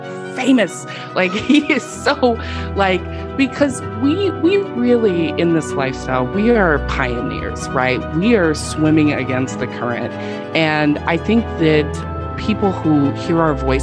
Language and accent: English; West Coast, United States; moved away as an adult; now in Houston, United States; I'm actually not from Houston. I have lived here 10 years, so like I am definitely officially adopted Texan. But I'm actually from the West Coast